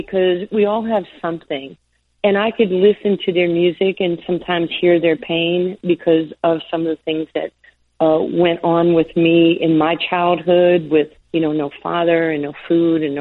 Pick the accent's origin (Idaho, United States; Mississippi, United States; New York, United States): New York, United States; accent: New York; I had my New York accent.